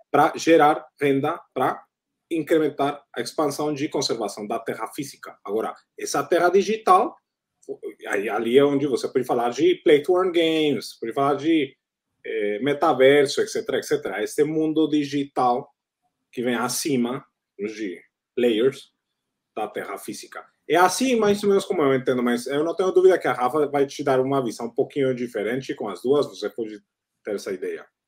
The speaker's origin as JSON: {"language": "Portuguese", "country": "Colombia", "also_born_or_lived": "United States / Southeast Asia", "second_language": "Portuguese", "moved": "yes", "said": "sou da Colômbia"}